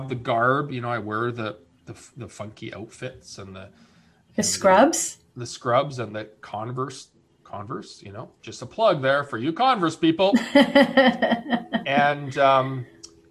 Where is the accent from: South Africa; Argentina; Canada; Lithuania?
Canada; also born or lived in Winnipeg, Manitoba / Maine; now in British Columbia, Canada; I'm Canadian